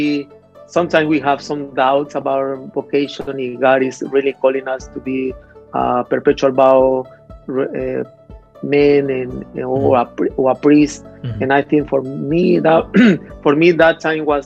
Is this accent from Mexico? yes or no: yes; Mexico; moved away as an adult; also born or lived in United States; I was born in Mexico and I grew up there